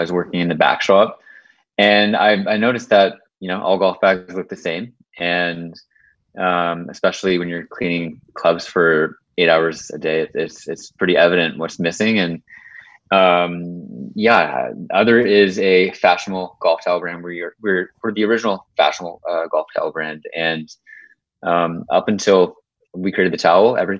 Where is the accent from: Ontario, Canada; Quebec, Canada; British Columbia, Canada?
Ontario, Canada; a little bit north of Toronto; I grew up in Canada